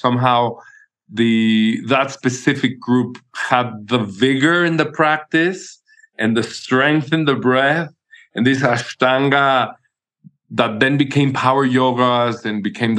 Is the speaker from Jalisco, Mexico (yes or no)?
no; Mexico City, Mexico; born there; I was born in Mexico City. Back then when it was not a very famous place and people were all afraid of this being a dangerous place.